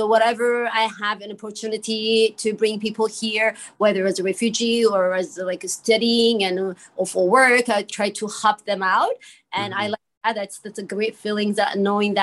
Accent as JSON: {"language": "English", "country": "Ethiopia", "tie": "born or raised there", "also_born_or_lived": "Eritrea (parents)", "moved": "as an adult", "lives_now": "Montreal, Canada", "said": "I was born in Ethiopia and my parents are from Eritrea"}